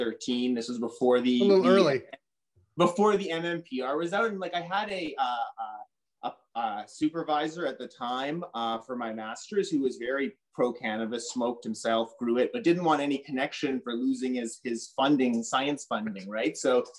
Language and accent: English; North Vancouver, British Columbia, Canada; moved away as an adult; also born or lived in Montreal; I grew up in North Vancouver, so kind of in the BC bud culture